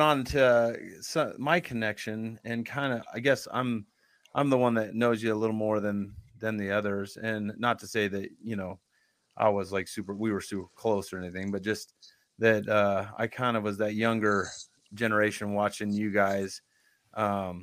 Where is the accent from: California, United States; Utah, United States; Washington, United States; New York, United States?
Utah, United States; St. George; also born or lived in Missouri; I grew up more in St. George